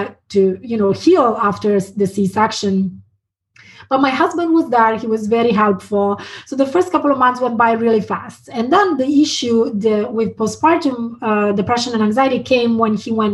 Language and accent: English; Italy; moved away as an adult; also born or lived in London, United Kingdom / San Francisco, United States; now in Portland, United States; I was born in Italy and I stayed there until after university. And then I moved to London.